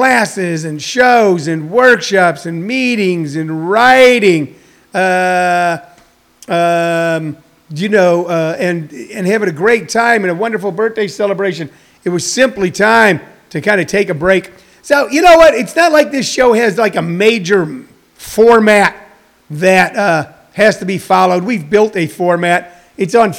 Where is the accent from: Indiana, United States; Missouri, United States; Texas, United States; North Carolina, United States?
Missouri, United States; I'm from Missouri